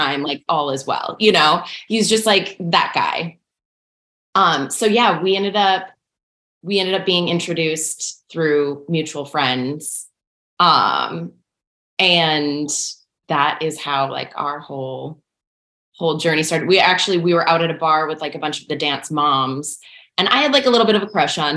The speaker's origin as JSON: {"language": "English", "area": "a suburb of St. Paul", "region": "Minnesota", "country": "United States", "tie": "born or raised there", "also_born_or_lived": "Madison, Wisconsin", "moved": "as an adult", "lives_now": "Los Angeles, United States", "said": "I grew up there in a suburb of St. Paul"}